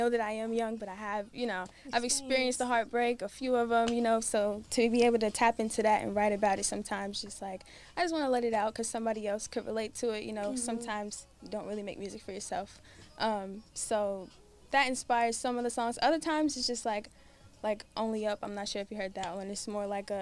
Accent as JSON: {"language": "English", "region": "Delaware", "country": "United States", "moved": "yes", "lives_now": "Atlanta, United States", "said": "I'm from Delaware"}